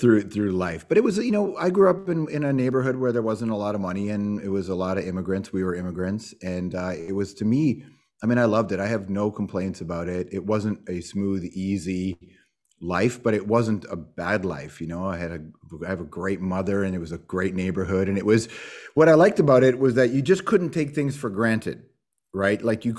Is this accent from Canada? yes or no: yes; Toronto, Ontario, Canada; also born or lived in Malton; Yeah, I'm from Toronto, Rexdale, Jane and Wilson, and then I moved to Malton. I think I was in grade four, something like that is when I first moved to Malton, right by the airport.